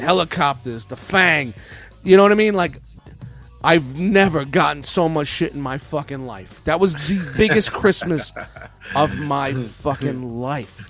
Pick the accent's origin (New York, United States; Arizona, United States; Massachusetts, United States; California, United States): New York, United States; New York City; we grew up in Canarsie, Brooklyn.